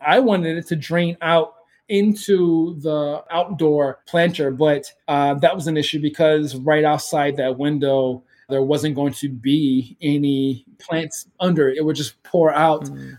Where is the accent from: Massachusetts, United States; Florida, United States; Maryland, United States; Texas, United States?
Maryland, United States; Baltimore; moved away; Growing up in Baltimore, in the city of Baltimore, and the situation I grew up